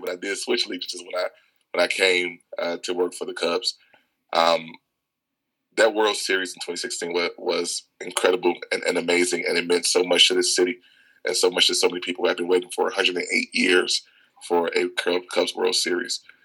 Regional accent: Chicago, Illinois, United States; I grew up on the South Side of Chicago

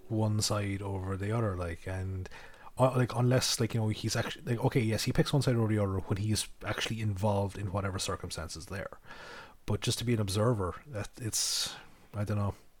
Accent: Ireland; we're Irish

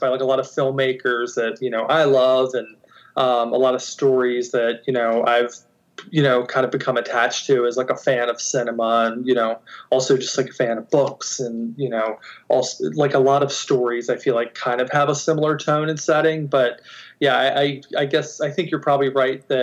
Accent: Baltimore, Maryland, United States; I'm from Baltimore, which is in Maryland on the East Coast

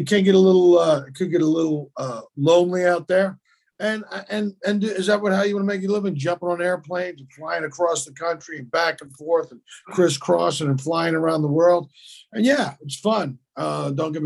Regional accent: Philadelphia, Pennsylvania, United States; moved away as an adult; also born or lived in Los Angeles; I'm from Philly

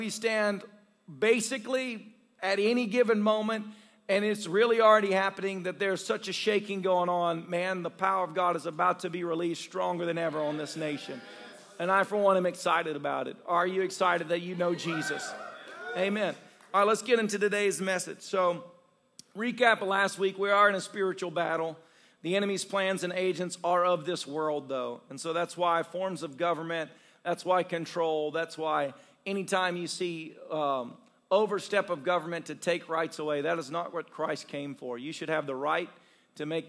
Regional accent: the South, United States; I grew up in the South

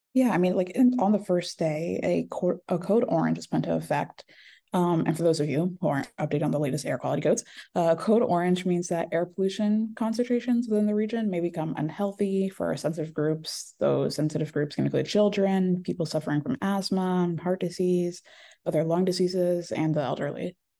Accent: Bucks County, Pennsylvania, United States; also born or lived in New Jersey / Haiti (ancestry); originally from New Jersey, but I think I've really grown up and become the person I am in Bucks County, honestly. Um, it was an amazing place to grow up

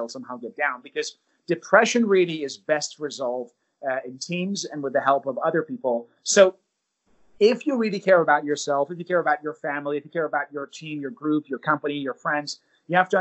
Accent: United States; I'm from the United States

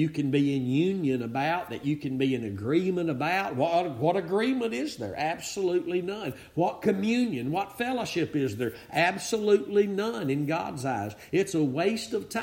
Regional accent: Northeast Texas, United States; I'm from Northeast Texas

